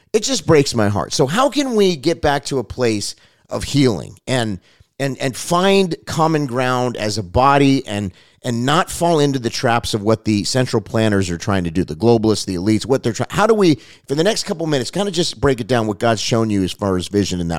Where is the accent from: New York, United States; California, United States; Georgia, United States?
California, United States; Los Angeles; I grew up in Los Angeles Unified School District. I mean, we had friends of every color and creed, and honestly, it wasn't really a big deal.